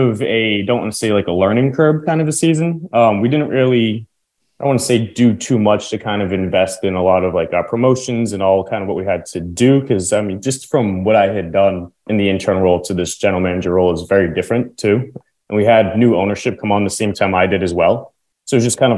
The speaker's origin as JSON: {"language": "English", "town": "Lowell", "region": "Massachusetts", "country": "United States", "tie": "born or raised there", "said": "I grew up in Lowell, Massachusetts"}